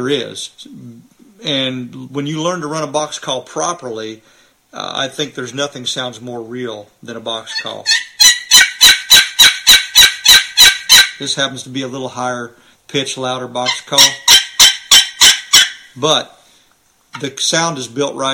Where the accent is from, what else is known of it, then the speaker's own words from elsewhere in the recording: Missouri, United States; I'm from Missouri